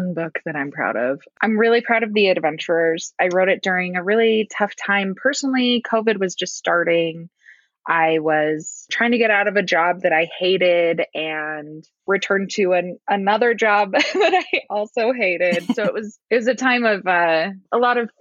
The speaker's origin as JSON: {"language": "English", "town": "Loveland", "region": "Colorado", "country": "United States", "tie": "born or raised there", "also_born_or_lived": "Fort Collins, Colorado", "said": "I grew up in Loveland. So that's about an hour north of Denver"}